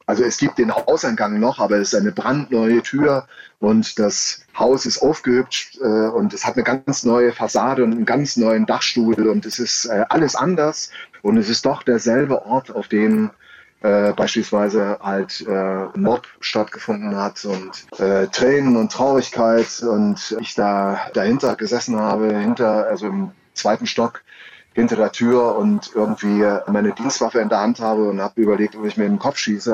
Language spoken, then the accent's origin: German; Saxony, Germany; ich komme aus Sachsen, ich bin Sachse